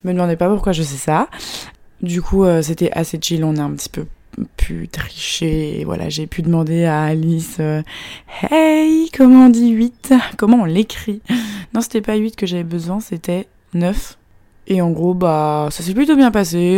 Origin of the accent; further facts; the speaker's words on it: France; now in Shanghai, China; je suis française